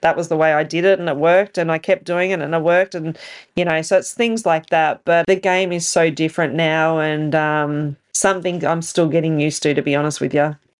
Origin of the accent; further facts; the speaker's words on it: Bendigo, Victoria, Australia; Bendigo being my hometown